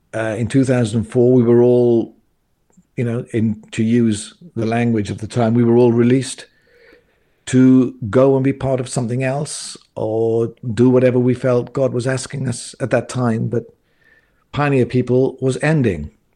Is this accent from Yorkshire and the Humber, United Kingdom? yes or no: no; South Wales, United Kingdom; moved away as an adult; also born or lived in Cobham, Surrey; I grew up in South Wales in a Pentecostal church